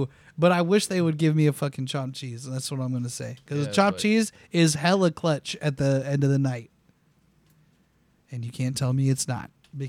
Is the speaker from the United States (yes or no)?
yes; California, United States; I'm from California.